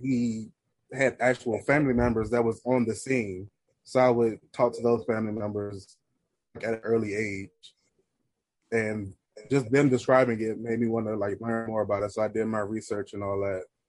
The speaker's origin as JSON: {"language": "English", "town": "Washington", "region": "District of Columbia", "country": "United States", "tie": "born or raised there", "said": "the chapter that I joined is based in my hometown city, Washington D.C."}